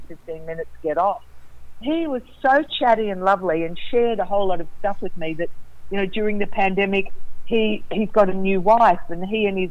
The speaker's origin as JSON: {"language": "English", "country": "Australia"}